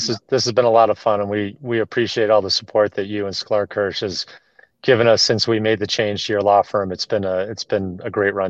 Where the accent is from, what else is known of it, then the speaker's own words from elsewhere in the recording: Boston, Massachusetts, United States; You know, I'm a Bostonian, so well, I always try to, you know